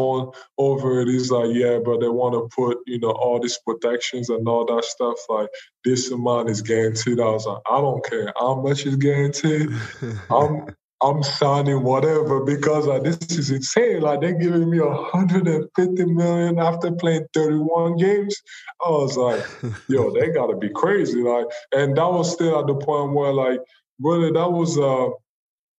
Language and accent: English; Cameroon; now in United States; I'm not from here, I'm from Cameroon